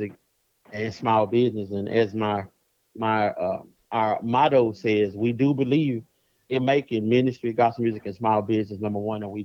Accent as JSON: {"language": "English", "town": "Dallas", "region": "Texas", "country": "United States", "said": "I'm from Dallas, Texas"}